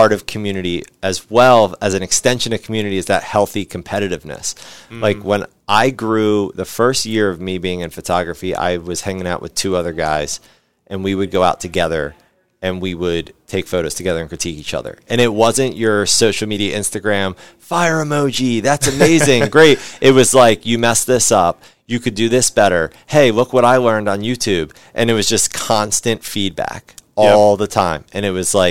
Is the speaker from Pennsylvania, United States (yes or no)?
yes; West Chester, Pennsylvania, United States; I grew up in Westchester, Pennsylvania